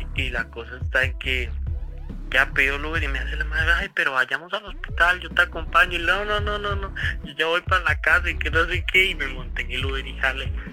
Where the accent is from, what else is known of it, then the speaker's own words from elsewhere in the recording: Cartago, Costa Rica; nosotros somos de Cartago